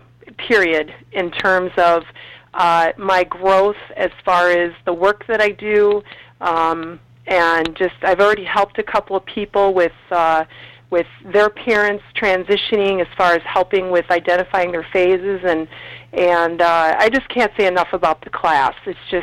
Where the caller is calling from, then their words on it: Minneapolis, Minnesota, United States; I am calling from Minneapolis